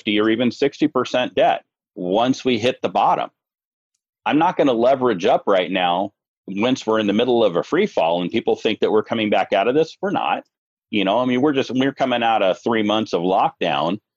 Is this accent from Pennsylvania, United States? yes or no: no; North Shore of Kauai, Hawaii, United States; I grew up on the North Shore of Kauai over in Hawaii